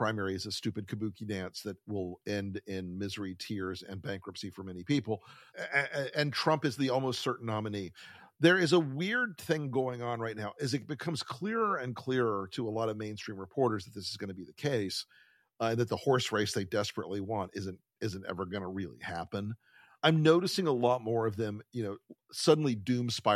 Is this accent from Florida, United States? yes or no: yes; Florida, United States; my home state of Florida